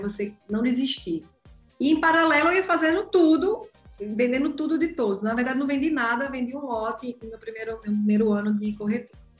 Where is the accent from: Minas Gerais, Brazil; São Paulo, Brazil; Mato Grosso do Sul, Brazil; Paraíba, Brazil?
Paraíba, Brazil; João Pessoa; Sou natural de João Pessoa, atuo no mercado em João Pessoa como corretora de imóveis